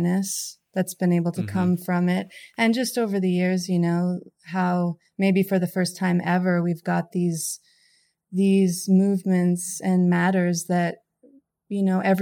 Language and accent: English; Fernie, British Columbia, Canada; now in California, United States; I'm from Canada. My hometown, Fernie, is where my mom is.